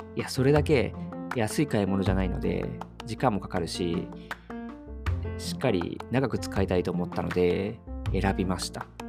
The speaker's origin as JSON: {"language": "Japanese", "region": "Okayama", "country": "Japan", "tie": "born or raised there", "moved": "yes", "lives_now": "Tokyo, Japan", "said": "僕、地元が岡山なので、年末年始、妻と帰省をするんですけれども"}